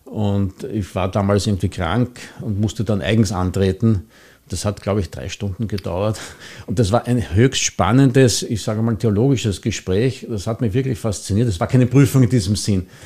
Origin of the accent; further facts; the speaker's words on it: Mauer, Vienna, Austria; Ich bin hier in Mauer aufgewachsen. Ich bin hier Ministrant gewesen in der Kirche.